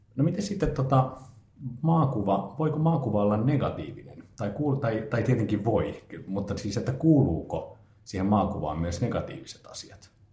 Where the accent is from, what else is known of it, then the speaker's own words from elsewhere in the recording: Finland; now in Japan; mä olen Suomesta